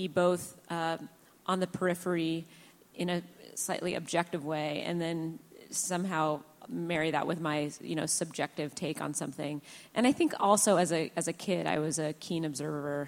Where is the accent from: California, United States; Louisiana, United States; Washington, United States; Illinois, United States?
Washington, United States; Seattle; now in Portland, United States; this is my hometown